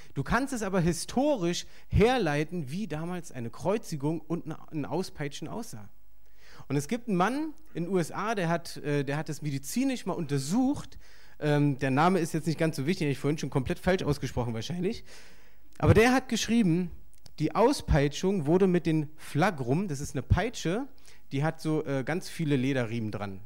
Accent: Berlin, Germany; ich bin hier aufgewachsen in Berlin

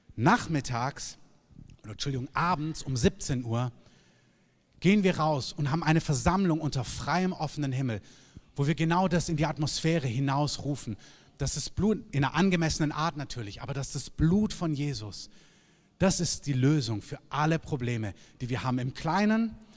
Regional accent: Southern Germany, Germany; now in Berlin, Germany; ich komme aus Süddeutschland

